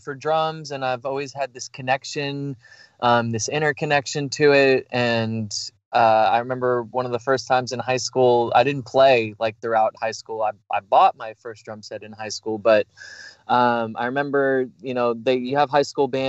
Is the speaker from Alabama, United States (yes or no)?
no; New York, United States; moved away; I'm from New York originally, and Italian family